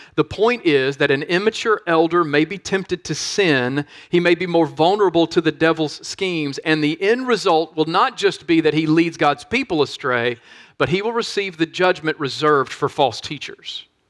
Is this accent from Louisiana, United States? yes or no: yes; Monroe, Louisiana, United States; my hometown of Monroe, Louisiana